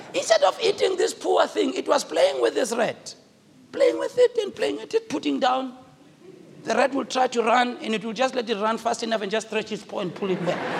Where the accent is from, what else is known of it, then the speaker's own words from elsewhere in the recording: South Africa; I speak as a South African